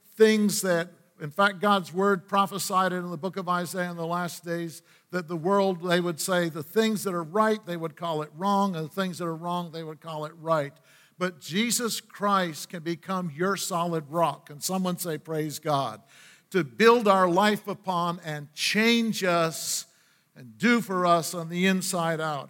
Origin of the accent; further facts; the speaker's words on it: Aroostook County, Maine, United States; moved away; also born or lived in northeastern Pennsylvania near Scranton / West Virginia; being raised in a Rooster County and in the state of Maine